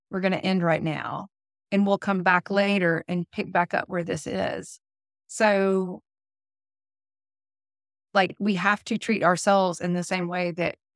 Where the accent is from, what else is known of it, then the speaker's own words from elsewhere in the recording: the South, United States; accent: southern; I know my southern accent comes out the Red Barn